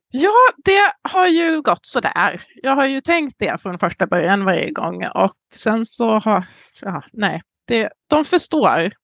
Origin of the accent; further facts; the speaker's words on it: Emmaboda, Kalmar County, Sweden; moved away as an adult; also born or lived in San Diego, California, United States; now in Southern California, United States; litet samhälle i Småland växte jag upp